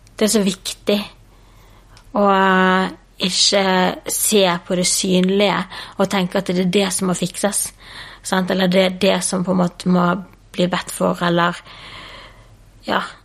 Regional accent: Bergen, Vestland, Norway; Jeg vokste opp i Bergen sammen med en eh, mamma og pappa og en lillesøster

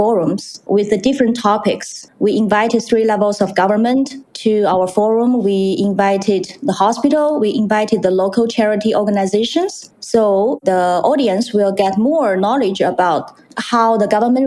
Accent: China; moved away as an adult; also born or lived in France; now in White Rock, Canada; When we were in China

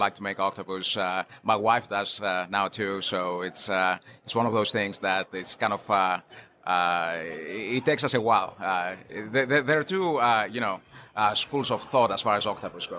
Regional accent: Greece; moved away as an adult; I'm actually coming from Greece. I moved here many years ago

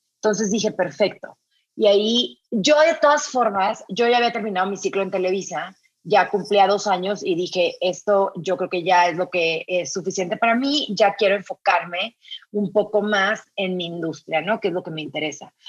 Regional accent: Sinaloa, Mexico; moved away; soy norteña, soy de Sinaloa, vengo de una familia de mujeres

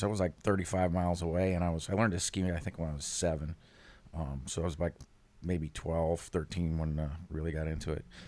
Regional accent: Jupiter, Florida, United States; I grew up in, uh, Jupiter, Florida

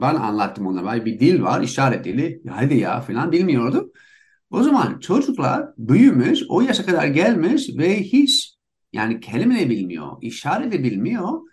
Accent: United States; Turkish is a second language; moved away as an adult; also born or lived in Istanbul, Turkey; now in Barcelona, Spain; İkimiz Amerikalıyız.

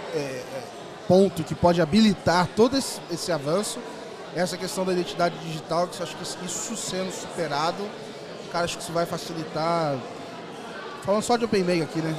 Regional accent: interior of Rio de Janeiro, Brazil; moved away; decidi retornar é, a morar no Rio. Eu, eu, resolvi morar no interior, lá na minha cidade natal.

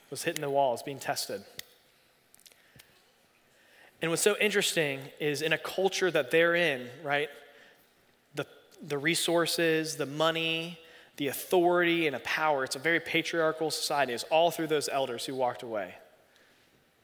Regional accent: Raleigh, North Carolina, United States; I grew up here in Raleigh

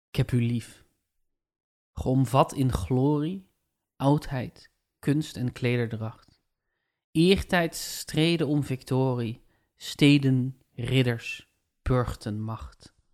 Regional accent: Limburg, Netherlands; Ja, ja, daar is mijn vaderland. Limburg, dierbaar oord.

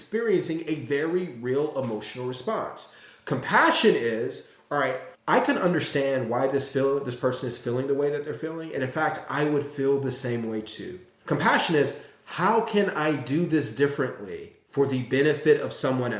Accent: Gary, Indiana, United States; growing up in Gary

